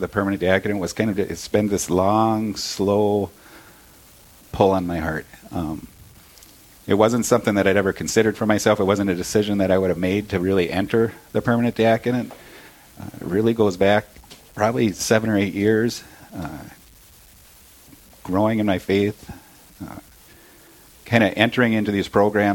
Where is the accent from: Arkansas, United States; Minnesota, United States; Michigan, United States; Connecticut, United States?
Minnesota, United States; Brainerd; We both grew up here in the Brainerd area.